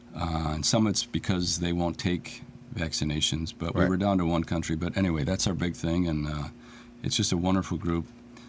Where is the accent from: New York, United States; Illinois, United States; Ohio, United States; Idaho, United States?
Illinois, United States; Chicago; moved away as an adult; now in Aurora, United States; I'm born in Chicago, moved out here 25 years ago, married, grown child, alderman for the 10th Ward, the Far East Side of Aurora.